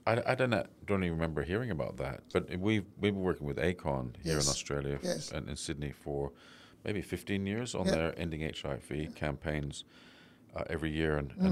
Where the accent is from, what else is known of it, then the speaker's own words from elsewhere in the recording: London, United Kingdom; I came from London, a lot of designers I was used to working with didn't have that incredible focus on that detail.